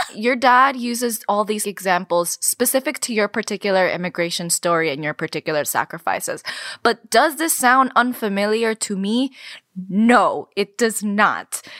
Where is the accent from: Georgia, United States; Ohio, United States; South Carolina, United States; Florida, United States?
Florida, United States; Miami; also born or lived in Cuba; Carmen and I were both born in Cuba and raised in the United States, in Miami specifically